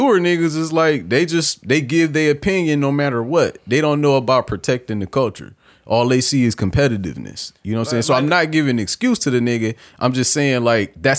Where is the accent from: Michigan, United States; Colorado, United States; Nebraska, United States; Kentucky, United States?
Michigan, United States; I'm from Michigan